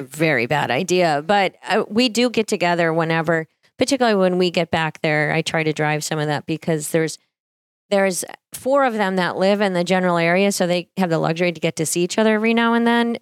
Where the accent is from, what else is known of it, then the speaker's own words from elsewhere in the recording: Harvey, North Dakota, United States; moved away; I grew up sixteen miles from Harvey out in a cattle ranch.